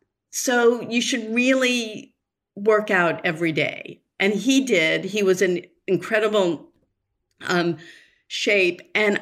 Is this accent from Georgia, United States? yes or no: no; Newton, Massachusetts, United States; moved away as an adult; also born or lived in Los Angeles; I grew up in Newton.